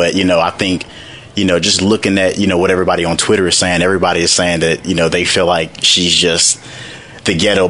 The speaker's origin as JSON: {"language": "English", "town": "St. Louis", "region": "Missouri", "country": "United States", "moved": "yes", "lives_now": "Atlanta, United States", "said": "I'm from St. Louis, Missouri, but, you know, I do live down here in Atlanta right now"}